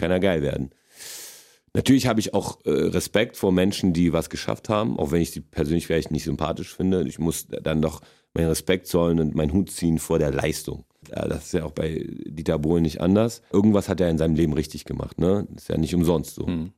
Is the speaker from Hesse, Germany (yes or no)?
no; Berlin, Germany; accent: Berliner; German is a second language; also born or lived in Wrocław, Poland; ich bin mit sechseinhalb hergekommen äh, in die erste Klasse damals